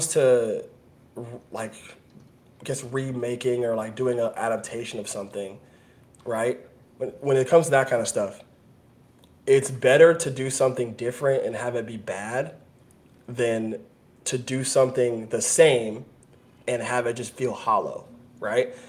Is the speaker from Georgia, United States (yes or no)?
yes; Atlanta, Georgia, United States; now in West Palm Beach, United States; I'm from Atlanta